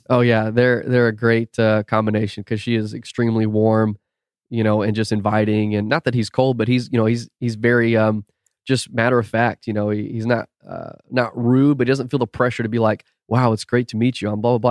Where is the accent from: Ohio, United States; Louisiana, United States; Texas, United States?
Texas, United States; Austin; also born or lived in St. Louis, Missouri; now in Houston, United States; grew up in Austin until I was, like, twenty years old. So, North Austin.